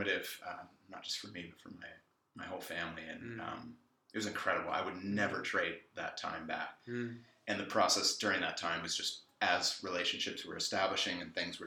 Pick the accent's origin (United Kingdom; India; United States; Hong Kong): United States; San Francisco Bay Area, California; growing up in the San Francisco Bay Area